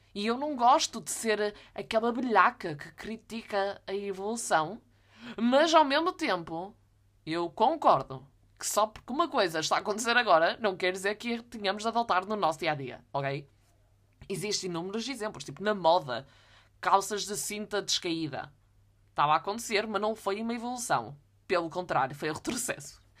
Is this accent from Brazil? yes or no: no; the North, Norte, Portugal; eu sou do Norte.